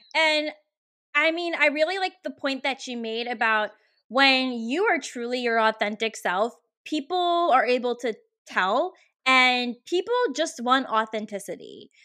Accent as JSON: {"language": "English", "town": "Richmond", "region": "Virginia", "country": "United States", "tie": "born or raised there", "moved": "as an adult", "lives_now": "Oregon, United States", "said": "here in Richmond, which is my hometown"}